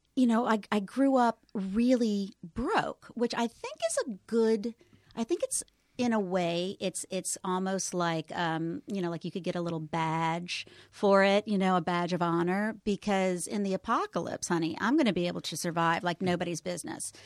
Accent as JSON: {"language": "English", "town": "New Orleans", "region": "Louisiana", "country": "United States", "tie": "born or raised there", "moved": "yes", "said": "I am raised in the 70s, but raised in the southern New Orleans 70s"}